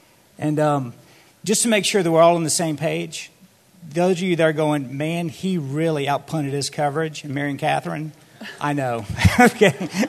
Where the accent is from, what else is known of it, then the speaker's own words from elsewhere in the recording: Gulfport, Mississippi, United States; moved away as an adult; also born or lived in Dallas, Texas; So I grew up in Gulfport, Mississippi with 3 siblings